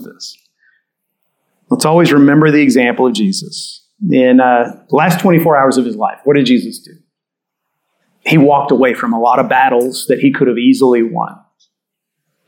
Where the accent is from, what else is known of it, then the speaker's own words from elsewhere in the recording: Catholic part of Texas, United States; I grew up in Catholic part of Texas